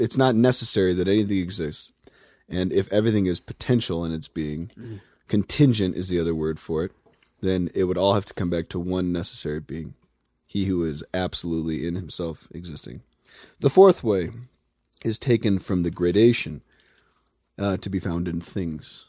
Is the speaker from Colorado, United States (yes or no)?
yes; Highlands Ranch, Colorado, United States; I'm from Highlands Ranch